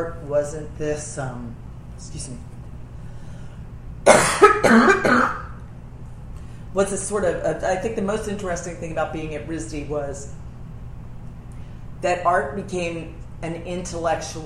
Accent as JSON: {"language": "English", "town": "Wilmington", "region": "Delaware", "country": "United States", "tie": "born or raised there", "said": "I grew up in Wilmington, Delaware"}